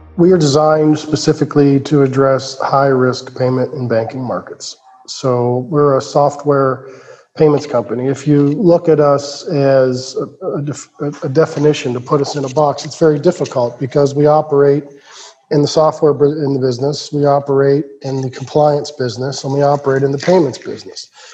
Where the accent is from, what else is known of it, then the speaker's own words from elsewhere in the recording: Cincinnati, Ohio, United States; was born and raised in Cincinnati, Ohio